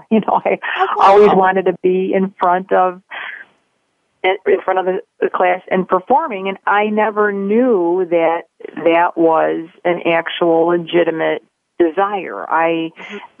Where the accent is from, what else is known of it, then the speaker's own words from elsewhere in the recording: Chicago, Illinois, United States; I was born in Chicago, and as you're going to tell from my accent, I'm sure, but I've always lived in the city and loved growing up there.